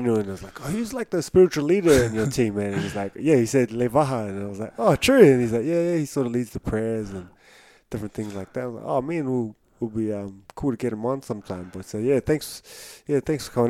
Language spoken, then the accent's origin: English; Newcastle, New South Wales, Australia; moved away; I was originally from Newcastle